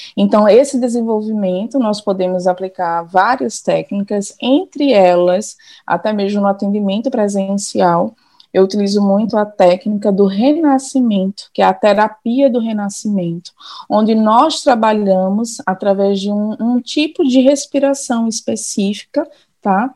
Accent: Olinda, Pernambuco, Brazil; now in Paulista, Brazil; eu sou daqui de natural de Olinda, Pernambuco

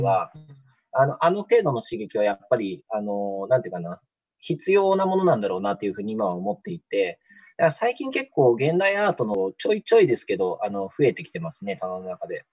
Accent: Shizuoka, Japan; moved away as an adult; also born or lived in Ibaraki; now in Matsumoto, Japan; 僕、なので静岡で生まれ育って、大学が茨城県で、うん、で、その後就職の関係で松本に来てるんで

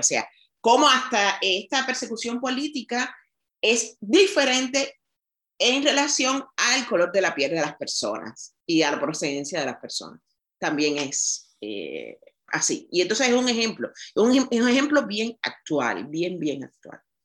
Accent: Cuba; soy negra cubana, criada, nacida en una familia eh, como se dice en Cuba, humilde

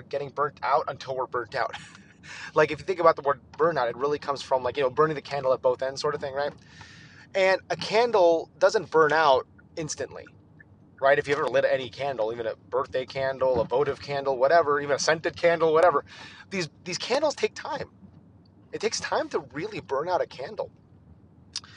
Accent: Philippines; as a Filipino

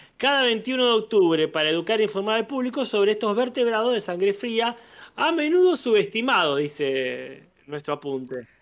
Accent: Argentina; crecí en Argentina

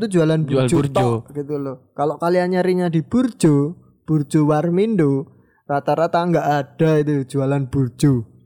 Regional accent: Yogyakarta, Special Region of Yogyakarta, Indonesia; Aku orang Jogja tapi jarang makan gudeg.

